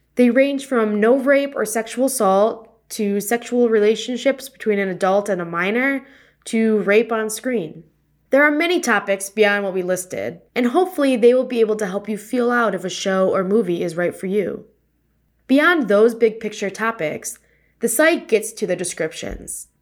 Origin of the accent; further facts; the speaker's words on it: Wisconsin, United States; moved away; I'm originally from Wisconsin